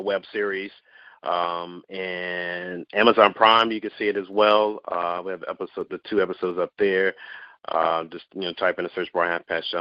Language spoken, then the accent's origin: English; the South, United States; I grew up in the South, so dance is always a part of the family culture